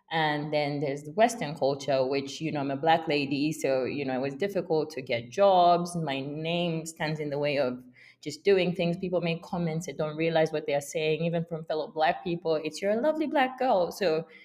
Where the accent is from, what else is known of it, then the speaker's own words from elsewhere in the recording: United Kingdom; for being black, for being female, for being British and Zambian